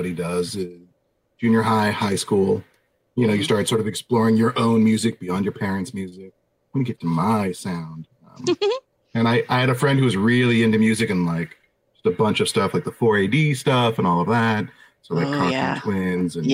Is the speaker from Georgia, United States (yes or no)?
no; San Diego, California, United States; moved away; also born or lived in Tri-Cities, Washington; I grew up in San Diego and then moved to the Tri-Cities in December of 90